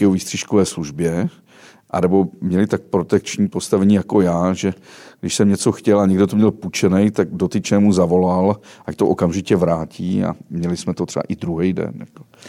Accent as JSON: {"language": "Czech", "area": "West Bohemia", "region": "Karlovy Vary Region", "country": "Czechia", "said": "nejhezčí Čechy jsou ty, z kterých pocházím já, tedy západní Čechy, Karlovarsko"}